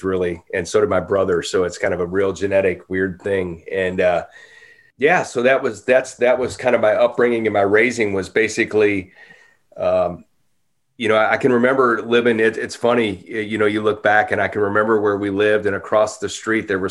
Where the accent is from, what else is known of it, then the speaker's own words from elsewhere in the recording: Normandy, Missouri, United States; moved away as an adult; also born or lived in St. Louis, Missouri; now in Franklin, United States; I grew up in Normandy, Missouri, a suburb of St. Louis, close to North St. Louis